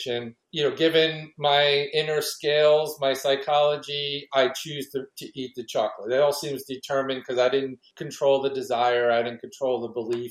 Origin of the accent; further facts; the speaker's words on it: New York City, New York, United States; I grew up in New York City and I live in the Northeast